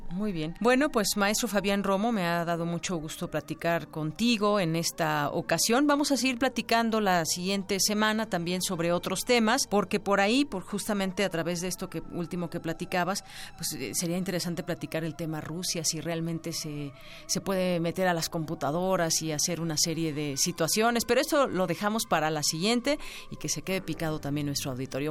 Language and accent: Spanish; Mexico; que estamos viviendo como mexicanos